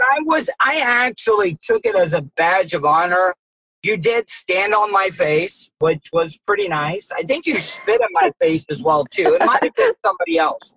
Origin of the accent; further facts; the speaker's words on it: Florida, United States; I was I was born and raised in Florida as well too